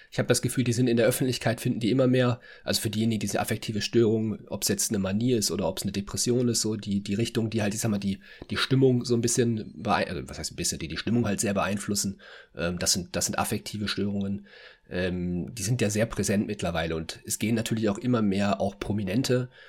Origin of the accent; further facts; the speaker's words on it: Berlin, Germany; Ich komme ja selber aus Berlin. Da fährt dieser ICE ja nicht.